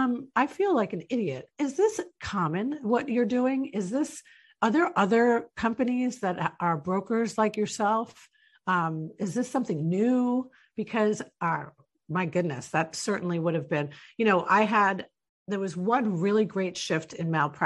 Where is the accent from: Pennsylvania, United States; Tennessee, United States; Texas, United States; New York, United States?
New York, United States; moved away; I'm from New York originally